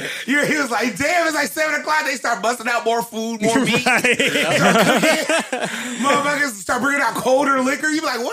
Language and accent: English; Southern California, United States; also born or lived in Atlanta; I grew up in Southern California where I'm in a blended bowl.